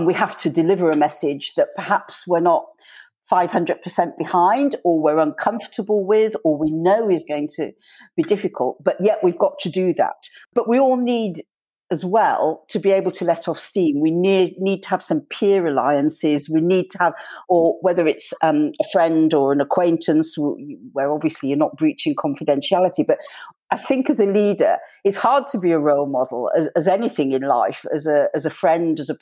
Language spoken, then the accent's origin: English; Yorkshire and the Humber, United Kingdom; as a Yorkshire woman